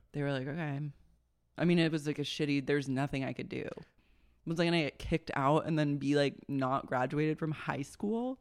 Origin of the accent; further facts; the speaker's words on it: Oklahoma City, Oklahoma, United States; I grew up in Oklahoma City, we battled raccoons all the time